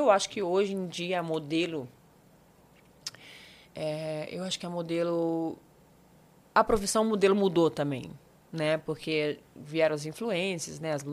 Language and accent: Portuguese; Campos dos Goytacazes, Rio de Janeiro, Brazil; porque eu sou de Campos dos Goitacazes, no interior do Rio de Janeiro. Sei. Que é a divisa com o Espírito Santo, né? A última cidade do norte do, do estado, divisa com o Espírito Santo.